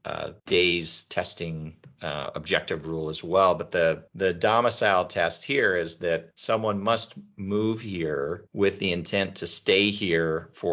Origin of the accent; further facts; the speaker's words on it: Arizona, United States; We're both born and raised in Arizona